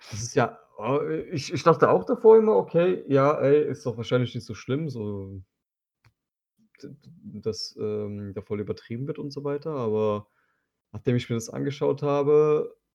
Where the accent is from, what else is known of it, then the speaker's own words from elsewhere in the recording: Turkey; Und das sage ich als Türke.